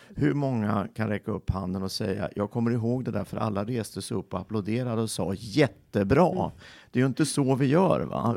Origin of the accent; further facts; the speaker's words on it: Filipstad, Värmland, Sweden; moved away; also born or lived in Örebro / Kisa / Linköping; jag föddes i Filipstad